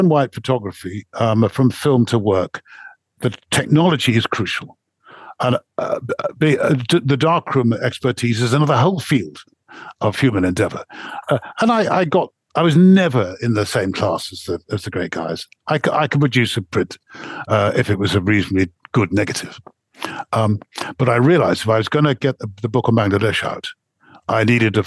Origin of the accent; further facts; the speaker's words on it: England, United Kingdom; I stand out a bit because I'm English.